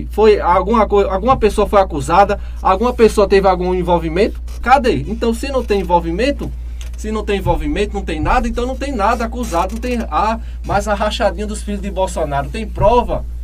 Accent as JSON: {"language": "Portuguese", "region": "Northeast Region", "country": "Brazil", "said": "É, sou nordestino, moro aqui, tenho muito orgulho."}